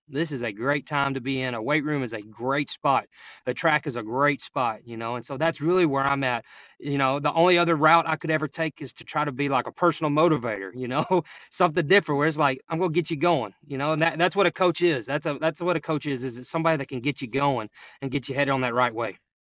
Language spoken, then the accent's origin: English; Jefferson, Texas, United States; now in Sulphur Springs, United States; I'm from Jefferson, so I'm back Piney Woods, right on the border of Oklahoma, or, uh, Louisiana and Texas